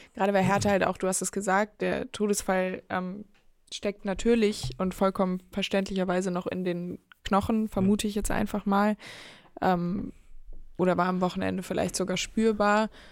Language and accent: German; Hamburg, Germany; now in Berlin, Germany; nach Hamburg in meine Heimat